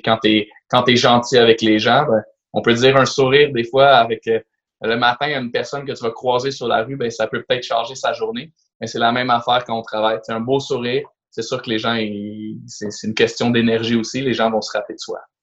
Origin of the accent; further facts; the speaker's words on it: Laval, Quebec, Canada; je viens de Laval, je suis né à la Cité de la Santé